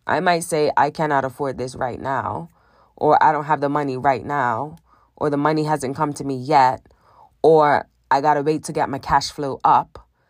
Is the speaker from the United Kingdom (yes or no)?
no; Bermuda; I grew up in Bermuda, very small island in the middle of the Atlantic Ocean, above the Caribbean.